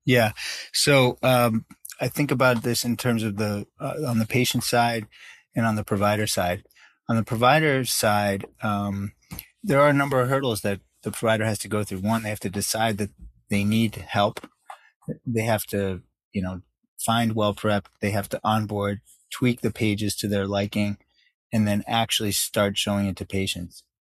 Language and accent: English; New York, United States; also born or lived in South Africa / Canada; to New York, where I grew up for most of my life